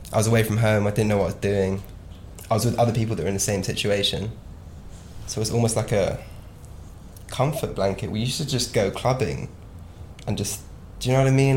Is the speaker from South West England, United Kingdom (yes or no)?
yes; Devon, South West England, United Kingdom; Growing up in Devon